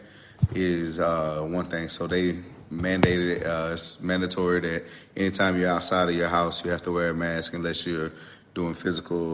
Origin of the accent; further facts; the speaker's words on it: Douglasville, Georgia, United States; also born or lived in Atlanta, Georgia; I grew up in the town right outside of Atlanta, Douglasville, Georgia